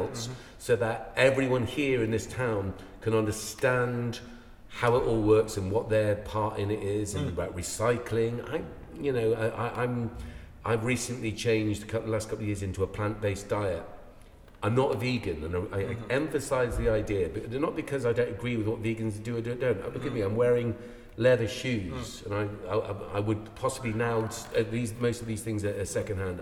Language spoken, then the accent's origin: English; Ireland; now in United Kingdom; I'm Irish.